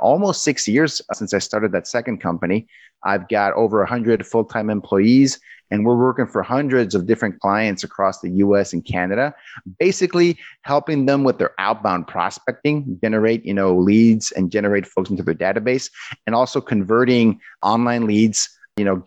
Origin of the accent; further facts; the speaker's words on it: Mexico; moved away as an adult; now in United States; I'm originally from Mexico. I went to work in the U.S., early 2000s as a software engineer